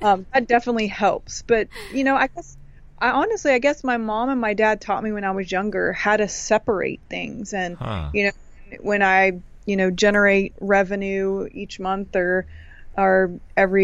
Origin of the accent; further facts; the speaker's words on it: Canada; I'm technically from Canada.